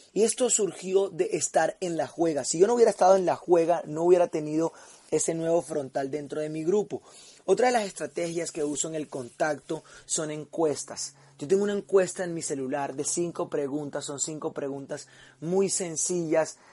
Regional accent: Barranquilla, Atlántico, Colombia; now in Medellín, Colombia; vivo en Medellín, pero soy de Barranquilla

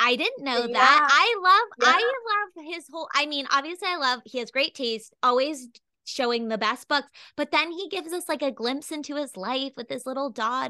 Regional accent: East Coast, United States; I grew up on the East Coast

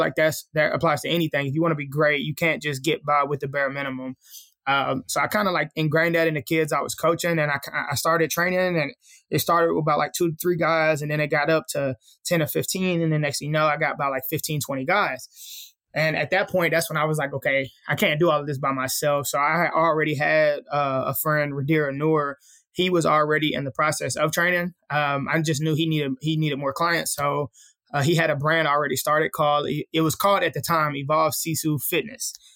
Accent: Columbia, Tennessee, United States; also born or lived in Houston, Texas; now in Nashville, United States; I'm originally from Columbia, Tennessee. Uh, that's where I was, uh, raised at. I stayed there for probably till I was about thirteen

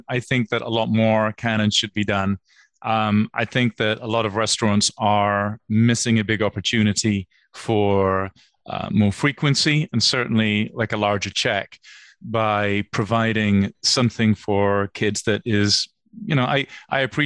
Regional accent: United Kingdom; moved away; As a British guy

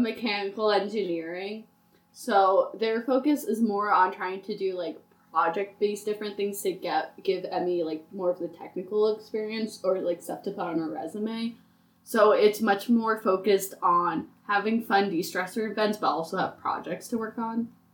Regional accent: Port Jervis, New York, United States; I'm originally from Port Jervis, New York.

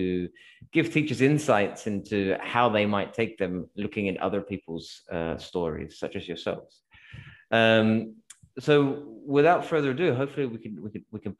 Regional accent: Australia; also born or lived in London; now in Spain; I'm Australian, so the hot weather is kind of natural for me

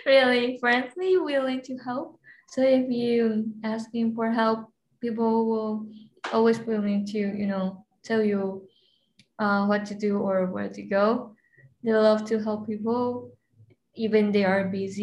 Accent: Taipei, Taiwan; moved away; I'm from Taiwan's capital, which is Taipei

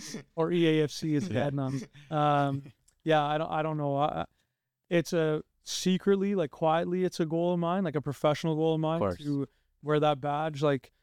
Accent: Canada; As Canadian born, first generation of my family, like grew up playing the sport in this country, started coaching in this country

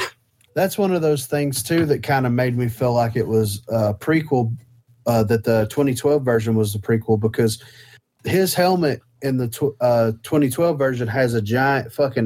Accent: the South, United States; we're from the South.

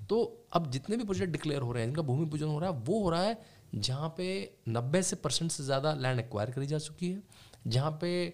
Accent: Moradabad, Uttar Pradesh, India; also born or lived in Rampur; मैं क्योंकि मुरादाबाद रामपुर में पला बड़ा हूँ वहाँ से मेरे माता जी पिताजी आते हैं

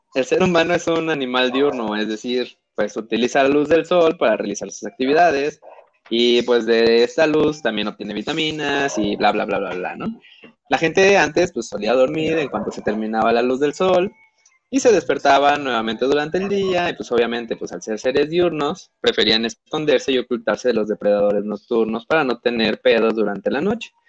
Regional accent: Mexico; somos muy pinches mexicanos

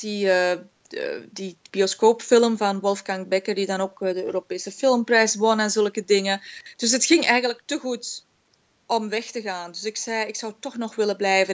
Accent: Belgium; moved away as an adult; also born or lived in Germany; now in Vancouver, Canada; opgegroeid in België

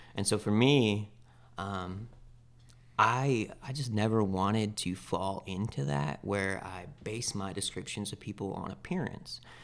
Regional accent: Spokane, Washington, United States; I come from Spokane, Washington. I was born and raised there pretty much.

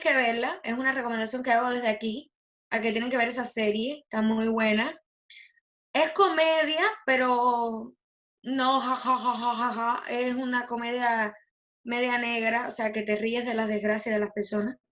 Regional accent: Cuba; De mi infancia, que en Cuba

